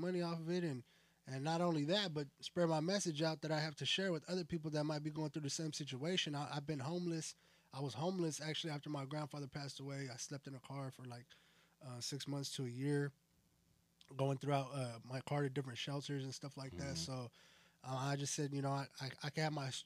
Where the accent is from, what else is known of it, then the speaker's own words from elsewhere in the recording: Winton, California, United States; I'm from Cali. I'm from a town called Winton